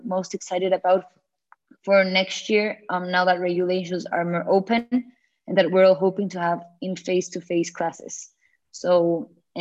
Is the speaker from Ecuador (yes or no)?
yes; Ecuador; moved away as an adult; now in Newcastle, United Kingdom; I came back to my home country